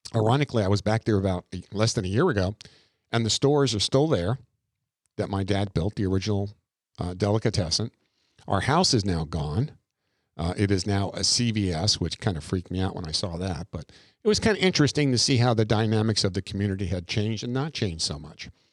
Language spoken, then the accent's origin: English; Long Island, New York, United States; moved away; out on Long Island, Long Island, uh, where I grew up. I'm, I'm not from Brooklyn. I'm a Long Island kid.